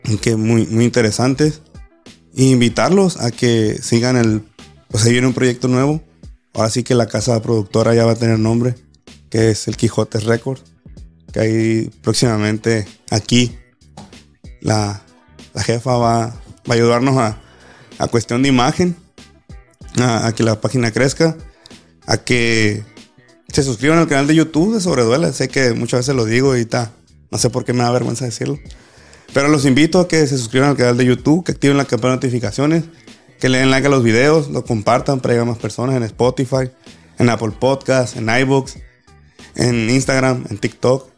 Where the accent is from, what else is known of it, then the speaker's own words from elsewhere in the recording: Los Cabos, Baja California Sur, Mexico; yo ser de aquí, de Los Cabos, nativo de aquí, de mi tierra